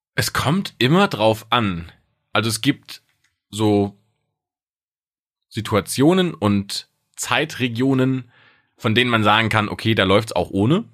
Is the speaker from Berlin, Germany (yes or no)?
no; Speyer, Rhineland-Palatinate, Germany; In meiner Heimatstadt in Speyer